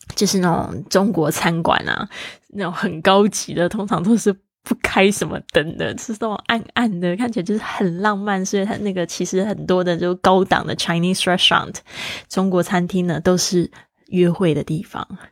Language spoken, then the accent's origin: Chinese; Taiwan; first language Mandarin Chinese; 我的环境呢，是在台湾